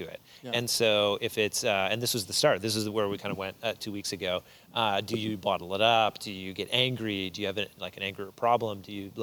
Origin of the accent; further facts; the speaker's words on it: Moncton, New Brunswick, Canada; I grew up here in Moncton and grew up at this church in particular.